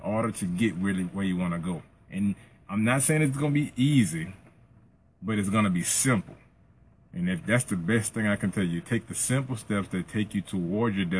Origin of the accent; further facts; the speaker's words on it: Plaquemine, Louisiana, United States; my hometown of P-Town